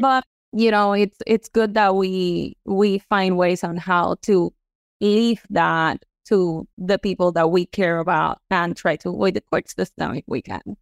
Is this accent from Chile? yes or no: no; Puerto Rico; moved away as an adult; now in Florida, United States; I am from Puerto Rico, born and raised, and then I moved here to Florida. in two thousand and ten